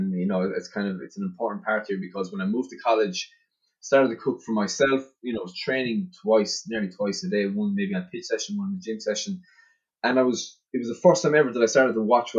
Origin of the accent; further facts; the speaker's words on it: West Limerick, Munster, Ireland; I grew up in West Limerick, out in the countryside on a farm